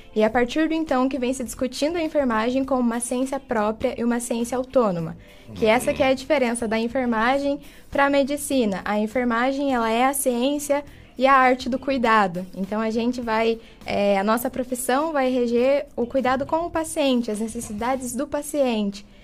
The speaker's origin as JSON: {"language": "Portuguese", "town": "Jaguaraíva", "region": "Paraná", "country": "Brazil", "moved": "as an adult", "lives_now": "Ponta Grossa, Brazil", "said": "vim lá de Jaguaraíva"}